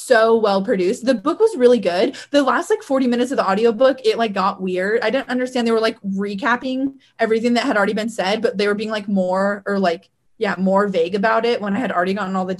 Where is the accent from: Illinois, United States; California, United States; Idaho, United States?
Idaho, United States; Weiser; growing up in Weezer, there's like no crime there.